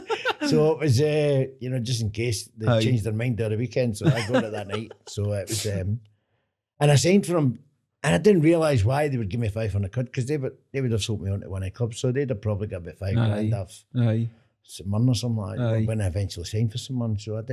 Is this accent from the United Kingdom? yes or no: yes; Glasgow, Scotland, United Kingdom; I come from Milton.